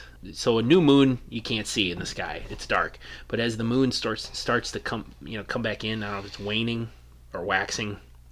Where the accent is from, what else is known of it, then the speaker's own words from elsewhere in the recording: northern Wisconsin, United States; I grew up in northern Wisconsin.